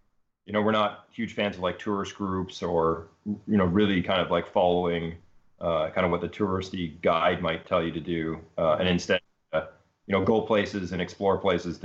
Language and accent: English; Ontario, Canada; moved away as an adult; also born or lived in Seattle; now in Berkeley, United States; We're originally Canadian. We grew up in Ontario, so eastern side of Canada, and then after university, came out to Seattle